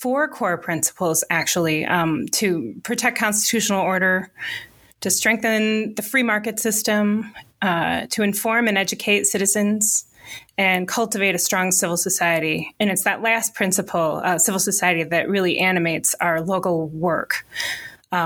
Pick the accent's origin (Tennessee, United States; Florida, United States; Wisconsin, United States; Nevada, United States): Wisconsin, United States; Pewaukee; also born or lived in Southern California; So I grew up in the next county over in Waukesha County. In a what was then a rural town called Pewaukee